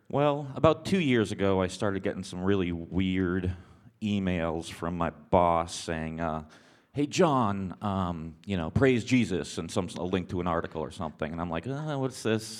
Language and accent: English; Boston, Massachusetts, United States; moved away; I was raised in Boston area